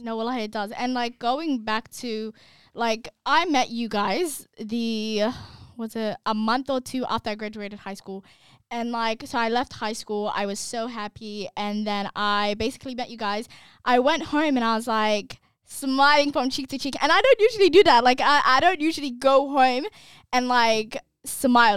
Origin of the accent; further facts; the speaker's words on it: Australia; we're from Australia